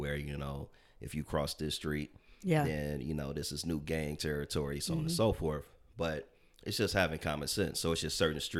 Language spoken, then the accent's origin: English; Chicago, Illinois, United States; I got to make sure they know I'm from the South Side of Chicago.